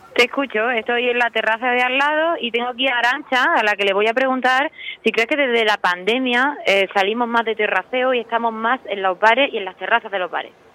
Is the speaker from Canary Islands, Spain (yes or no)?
no; Córdoba, Andalusia, Spain